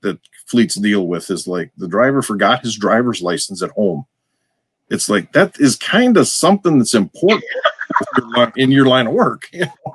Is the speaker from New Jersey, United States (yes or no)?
no; Wisconsin, United States; accent: Wisconsin; we have our own version of English here, in case you hadn't noticed from my accent.